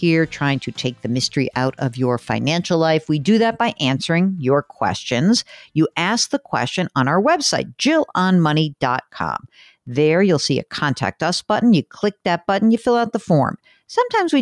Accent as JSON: {"language": "English", "region": "New York", "country": "United States", "said": "I'm from New York."}